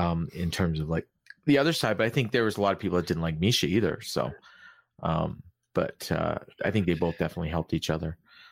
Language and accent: English; Canada; But I'm Canadian, yeah.